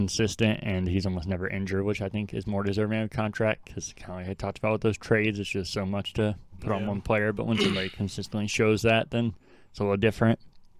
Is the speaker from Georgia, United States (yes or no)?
no; Colorado, United States; being a lifelong Denver fan and growing up in Colorado